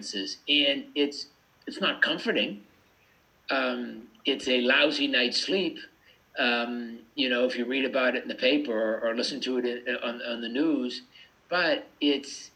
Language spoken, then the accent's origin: English; United States; I grew up in America